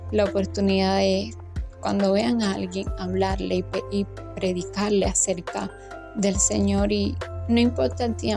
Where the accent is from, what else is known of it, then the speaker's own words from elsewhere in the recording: Havana, Cuba; Soy de La Habana, Cuba.